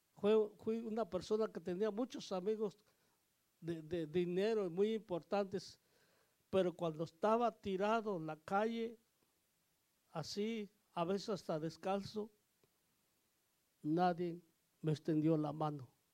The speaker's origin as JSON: {"language": "Spanish", "region": "Oaxaca", "country": "Mexico", "said": "Yo soy de Oaxaca"}